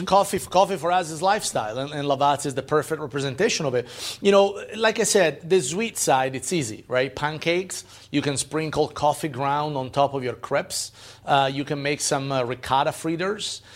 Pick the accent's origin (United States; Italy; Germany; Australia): Italy; moved away; growing up in Italy